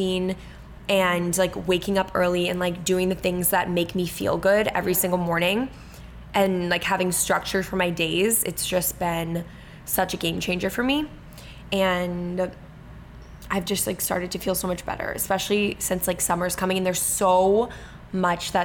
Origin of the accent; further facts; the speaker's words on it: Cape Cod, Massachusetts, United States; we're from the Cape and our dad lives there.